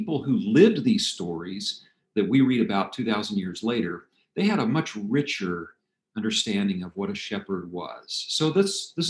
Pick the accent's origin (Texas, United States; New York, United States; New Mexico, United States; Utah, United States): New Mexico, United States; Albuquerque; I grew up in Albuquerque, New Mexico.